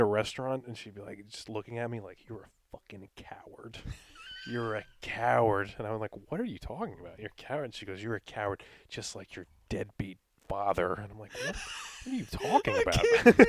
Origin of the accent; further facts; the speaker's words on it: New York, United States; And I was just alone in my hometown. I would deliver pizzas, and then when I wasn't working, I would just drive around Long Island.